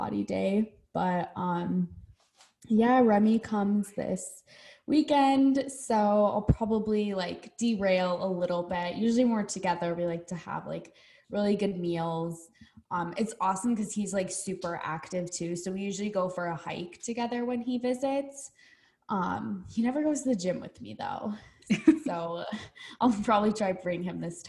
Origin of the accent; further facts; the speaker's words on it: Midwest, United States; now in Arizona, United States; growing up in the Midwest